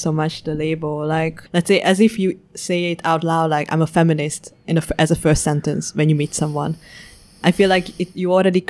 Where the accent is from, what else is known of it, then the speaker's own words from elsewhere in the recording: Hue, Thua Thien Hue, Vietnam; accent: Hue; also born or lived in Hungary; I have the Hue accent.